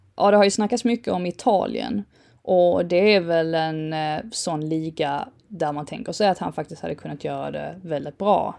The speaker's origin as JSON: {"language": "Swedish", "region": "England", "country": "United Kingdom", "said": "som engelsman och engelsk fotbollssupporter"}